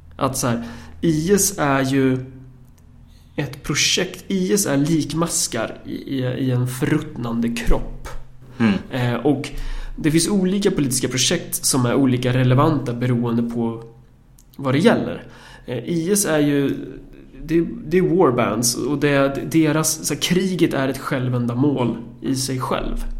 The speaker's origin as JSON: {"language": "Swedish", "area": "Närke", "region": "Örebro County", "country": "Sweden", "said": "som närking"}